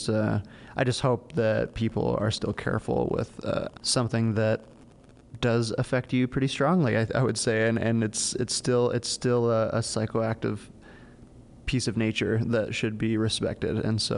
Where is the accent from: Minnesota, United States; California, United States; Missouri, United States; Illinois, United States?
Minnesota, United States; I came from Minnesota and then I found this place, luckily.